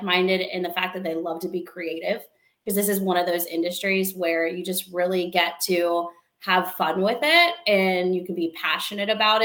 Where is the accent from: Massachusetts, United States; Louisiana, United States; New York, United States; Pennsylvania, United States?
Pennsylvania, United States; moved away as an adult; now in Texas, United States; I'm originally from Pennsylvania